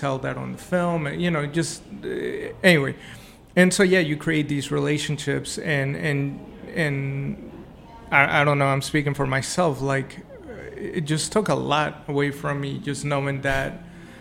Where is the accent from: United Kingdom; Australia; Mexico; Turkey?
Mexico; now in United States; I'm originally from Mexico. I came here legally